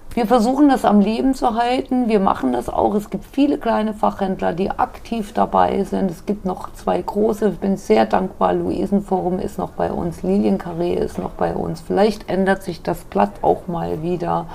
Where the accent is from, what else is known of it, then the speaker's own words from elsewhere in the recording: Wiesbaden, Hesse, Germany; moved away as an adult; also born or lived in Munich; bin wieder nach Hause gegangen nach zehn Jahren. Ja. Bin als gebürtiges Urgespinst wieder nach Wiesbaden gekommen